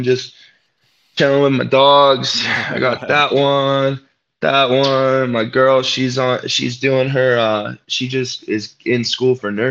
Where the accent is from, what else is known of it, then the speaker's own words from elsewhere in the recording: Western Pennsylvania, United States; I'm from Pennsylvania. And even though I consider myself a mediocre Western Pennsylvania wrestler